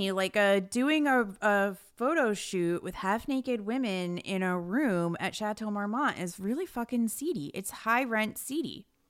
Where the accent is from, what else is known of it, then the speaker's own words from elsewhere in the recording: New Jersey, United States; I'm from Jersey